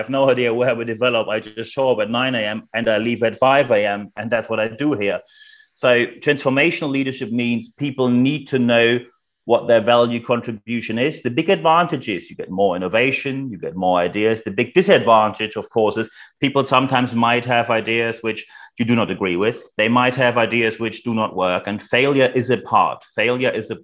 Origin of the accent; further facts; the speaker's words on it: Germany; accent: German; as you can probably hear by my charming accent, I am German